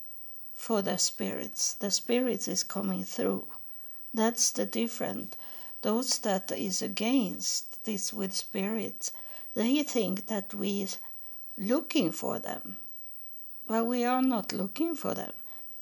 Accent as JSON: {"language": "English", "country": "Sweden", "second_language": "English", "said": "I am from Sweden, and my ancestors from Norway"}